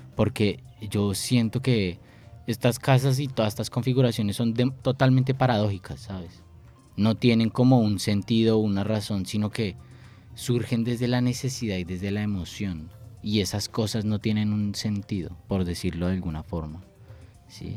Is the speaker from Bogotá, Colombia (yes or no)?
yes; Bogotá, Colombia; soy de Bogotá